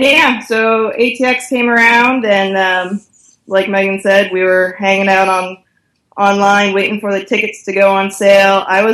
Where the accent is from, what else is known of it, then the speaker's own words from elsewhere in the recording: Canada; now in Los Angeles, United States; I currently live in Los Angeles, but I'm originally from Canada, and I've moved around a lot growing up